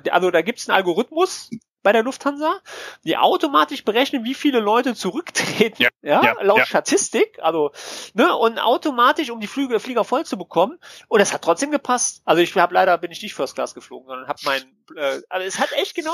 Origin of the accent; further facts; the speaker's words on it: Germany; wir sind, wir sind Deutsche.